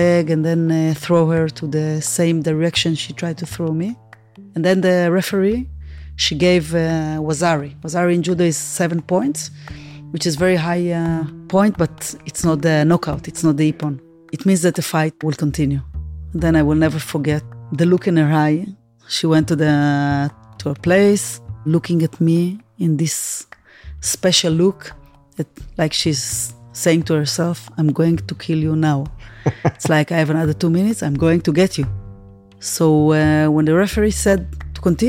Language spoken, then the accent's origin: English; Tel Aviv, Tel Aviv District, Israel; from Tel Aviv